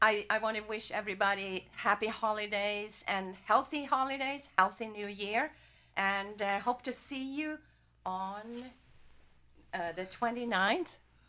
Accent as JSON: {"language": "English", "town": "Farmington", "region": "Connecticut", "country": "United States"}